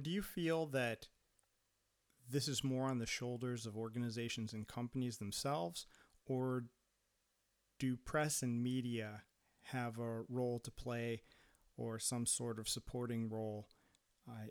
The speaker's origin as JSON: {"language": "English", "country": "United States", "tie": "born or raised there", "also_born_or_lived": "Brazil", "moved": "as an adult", "lives_now": "Finland", "said": "living in the U.S. and growing up in the U.S."}